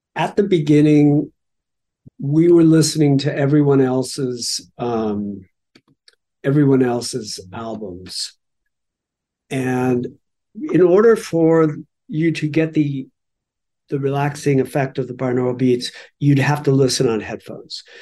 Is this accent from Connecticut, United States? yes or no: no; Los Angeles, California, United States; we grew up in Los Angeles